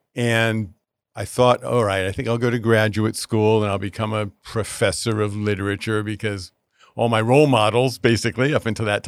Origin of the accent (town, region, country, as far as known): Connecticut, United States; born or raised there; moved away